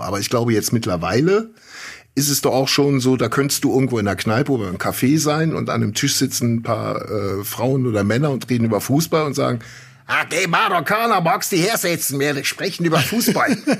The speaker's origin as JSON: {"language": "German", "country": "Germany", "said": "als Deutsche"}